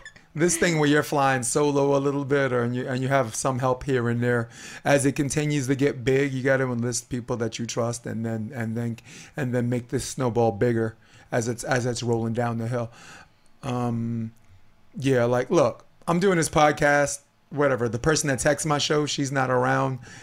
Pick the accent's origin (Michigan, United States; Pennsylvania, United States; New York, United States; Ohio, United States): New York, United States; Brooklyn; now in California, United States; I'm a kid from Brooklyn